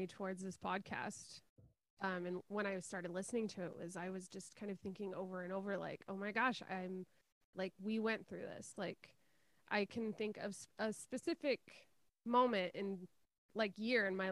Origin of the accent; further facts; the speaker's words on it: United States; moved away as an adult; we were both the loudest Americans in the class